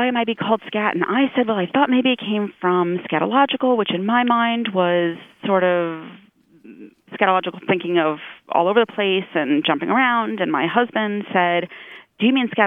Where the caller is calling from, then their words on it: New York, United States; I'm calling from New York